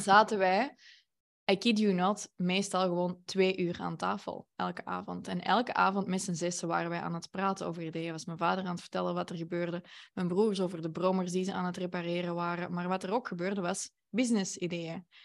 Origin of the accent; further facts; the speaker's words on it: Antwerp, Flanders, Belgium; Ik ben van Antwerpen